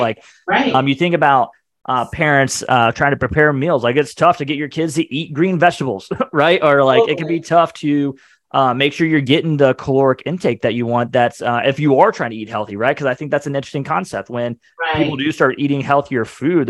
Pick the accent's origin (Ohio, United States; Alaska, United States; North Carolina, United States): Ohio, United States; moved away as an adult; now in Atlanta, United States; I grew up in Ohio